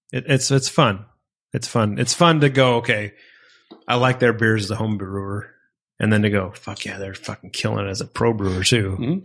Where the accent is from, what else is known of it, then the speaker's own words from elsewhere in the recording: Bakersfield, California, United States; a guy who's born and raised in Bakersfield, who loves Bakersfield businesses